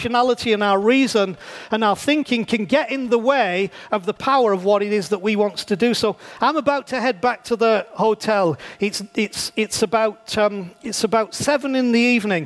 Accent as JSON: {"language": "English", "region": "England", "country": "United Kingdom", "said": "I'm a pastor from England"}